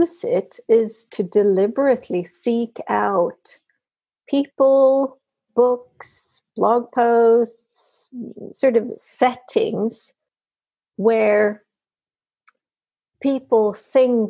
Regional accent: Sweden; I am talking from Sweden. I am Swede through and through

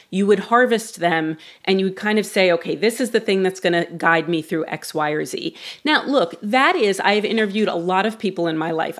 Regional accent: New York, United States; as a New Yorker

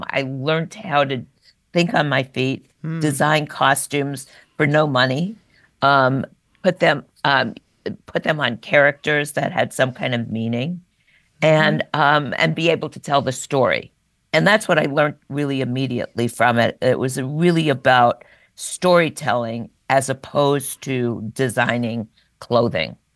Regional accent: New York, United States; New York. And once a New Yorker, you never

